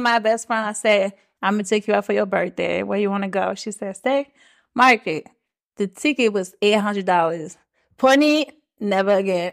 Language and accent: English; Switzerland; first language French; English is a second language; moved away as an adult; also born or lived in Maryland, United States; now in Atlanta, United States; So, I was born in Maryland, but I grew up overseas in Switzerland.